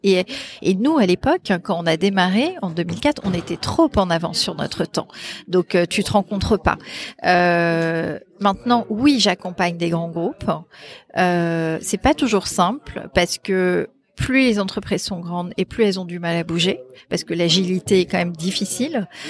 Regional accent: Brittany, France; also born or lived in Paris; mon mari, qui est breton comme moi, parce qu'on est breton

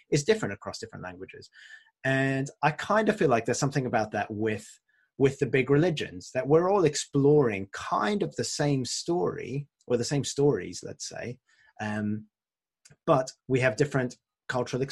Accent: France; moved away; I grew up in France, and my French is a bit rusty.

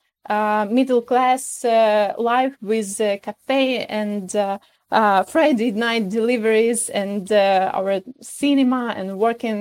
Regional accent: Kyiv, Ukraine; English is a second language; I'm from Kyiv, and all my family always been living here, about 7 generations of our family

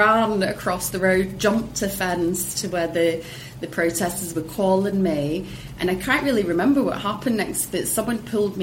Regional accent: Hong Kong; I was raised in Hong Kong

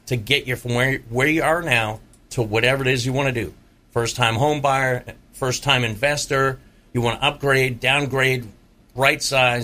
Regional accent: Massachusetts, United States; now in Tampa, United States; I was born and raised in Massachusetts

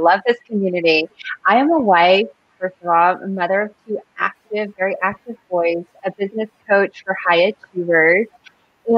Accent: Union City, California, United States; high school, James Logan High School out of Queen City, my hometown, the town that I have like so much love for.

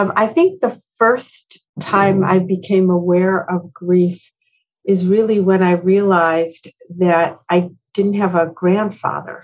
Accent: Cleveland, Ohio, United States; I was raised in Cleveland, Ohio

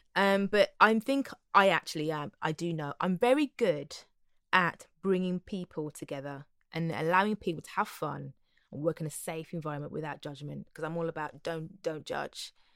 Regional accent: Wolverhampton, West Midlands, United Kingdom; And I'm a girl from Wolverhampton. I was born in Wolverhampton originally.

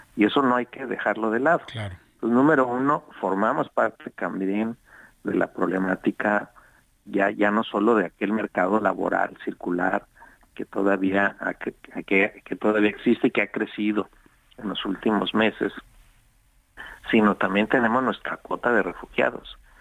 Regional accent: Mexico; somos los mexicanos

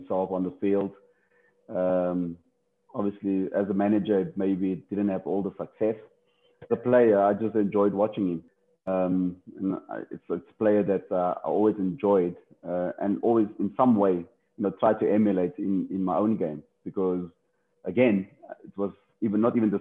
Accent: Cape Town, Western Cape, South Africa; Growing up in Factorton, gangsterism and drugs around

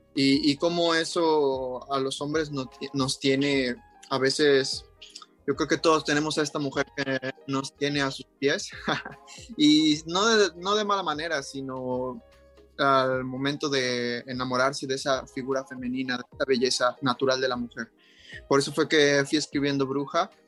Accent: Cancún, Quintana Roo, Mexico; yo soy de Cancún, he crecido toda mi vida aquí, aquí viví mi infancia y mi juventud

